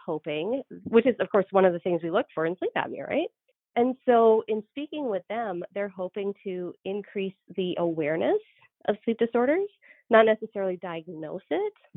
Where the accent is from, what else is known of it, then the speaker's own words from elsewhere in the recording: Canada; also born or lived in Georgia / North Dakota; now in United States; so I'm Canadian